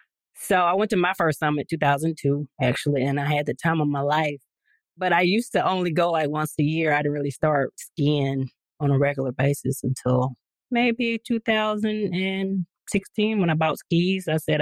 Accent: Mississippi, United States; moved away as an adult; also born or lived in Charlotte, North Carolina; Where I grew up in Mississippi, it's like Black people didn't ski.

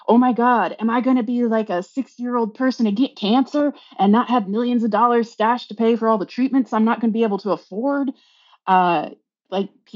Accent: United States; moved away as an adult; also born or lived in Amsterdam, Netherlands; now in London, United Kingdom; growing up in the United States

